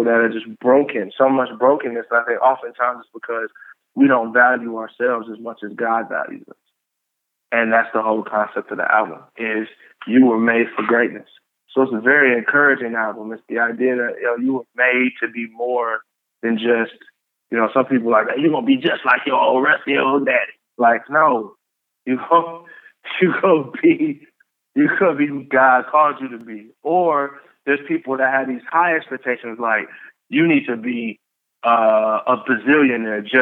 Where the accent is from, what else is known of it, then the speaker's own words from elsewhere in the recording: Columbia, Tennessee, United States; also born or lived in Pontiac, Michigan; I'm from Pontiac, Michigan. I grew up in Columbia, Tennessee.